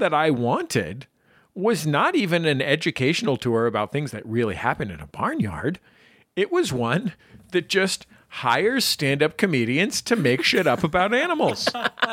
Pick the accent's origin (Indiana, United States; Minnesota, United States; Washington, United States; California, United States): California, United States; the Bay Area; also born or lived in Santa Cruz; I'm from the Bay Area, went to college in Santa Cruz